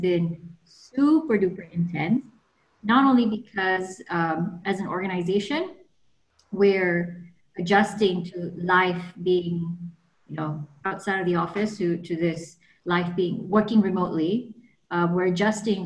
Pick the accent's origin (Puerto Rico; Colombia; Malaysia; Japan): Malaysia; Kuala Lumpur; moved away as an adult; also born or lived in New York, United States; I'm like from Taman Tun originally